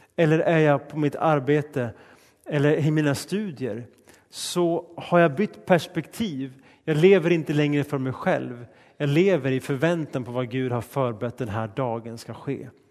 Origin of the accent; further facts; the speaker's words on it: Sweden; Mitt hemland är Sverige och min nationalitet är svensk